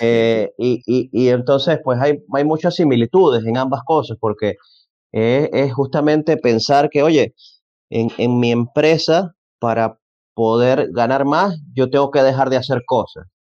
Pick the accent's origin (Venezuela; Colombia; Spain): Venezuela; yo soy venezolano, en Venezuela se suele decir